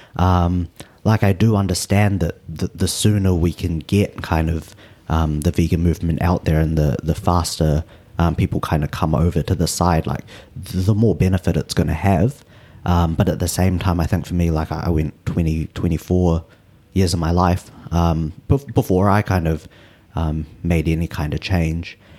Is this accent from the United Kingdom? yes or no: no; Auckland, New Zealand; I was born in New Zealand. My parents are from Malaysia. Um, and at the moment, I'm living out in, uh, Westmere. So, lived kind of pretty central my whole life